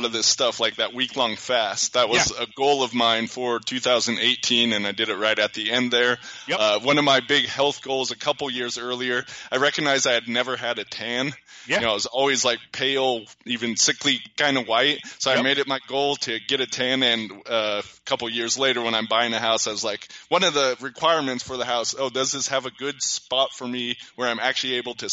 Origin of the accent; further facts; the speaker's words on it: United States; I was a standard white kid growing up in America